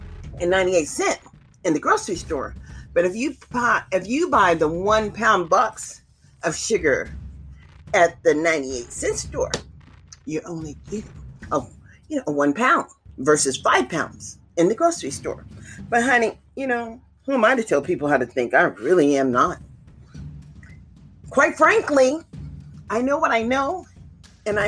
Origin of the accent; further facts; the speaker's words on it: United States; as an American